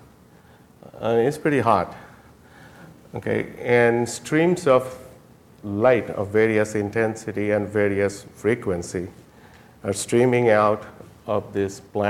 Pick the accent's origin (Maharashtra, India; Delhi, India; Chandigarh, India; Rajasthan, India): Rajasthan, India; Jaipur; moved away; I was born in Jaipur, India